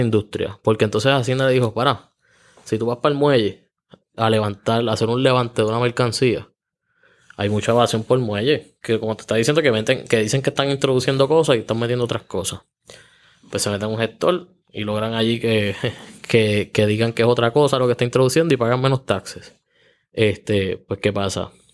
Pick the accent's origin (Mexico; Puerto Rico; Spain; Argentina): Puerto Rico; Juncos; Yo soy natural de Junco